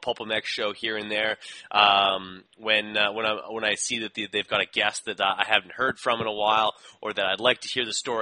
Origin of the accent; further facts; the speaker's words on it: Winnipeg, Manitoba, Canada; I'm a bricklayer from Winnipeg that decided to have his own show.